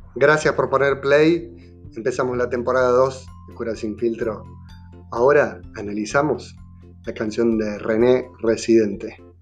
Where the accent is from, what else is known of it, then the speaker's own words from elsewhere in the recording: Córdoba, Argentina; yo soy cordobés